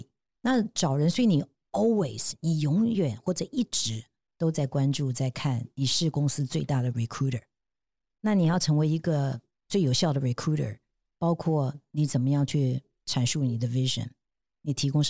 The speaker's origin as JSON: {"language": "Chinese", "country": "Taiwan", "said": "那我觉得也同样的，我们台湾人是不是视野都可以更宽广，包括看超过台北，那也包括海外的别的市场啊。"}